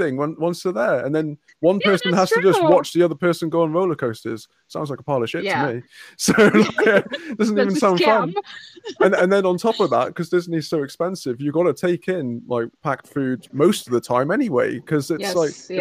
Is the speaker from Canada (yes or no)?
no; United Kingdom; accent: British; I'm British, but I'm not that British